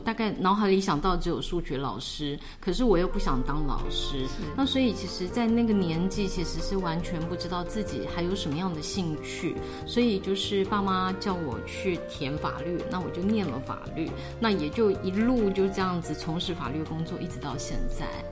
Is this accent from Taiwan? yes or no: yes; Kaohsiung, Taiwan; moved away as an adult; now in Taipei, Taiwan; 我是从大学就上来台北，然后在高雄土生土长的一个高雄人。那我现在的工作呢，主要是从事法律的工作，在一家公司里面当法务